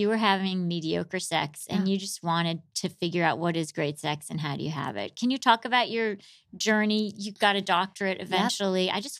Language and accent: English; Michigan, United States; born or raised there; moved away; also born or lived in New York